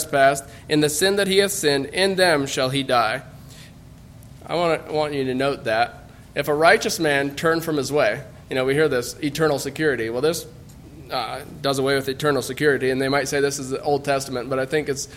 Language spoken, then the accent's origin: English; United States; as American Mennonites